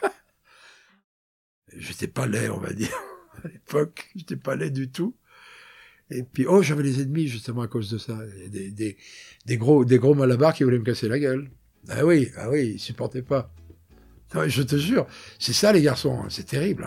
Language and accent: French; Brittany, France; accent: Breton; moved away as an adult; also born or lived in Paris; j'ai l'accent breton